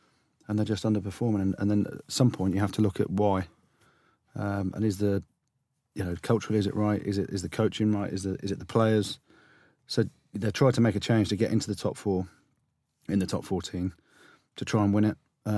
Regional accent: Coventry, West Midlands, United Kingdom; Yeah, oh, I'm from Coventry.

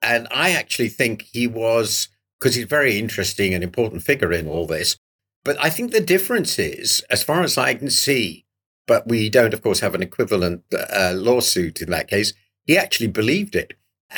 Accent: United Kingdom; it's so shocking to me as a Brit

